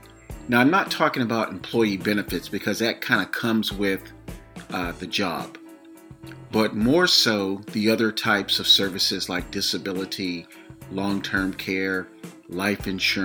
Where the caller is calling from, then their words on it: between Sacramento and San Francisco, California, United States; I'm calling you from the West Coast, somewhere between Sacramento and San Francisco, California.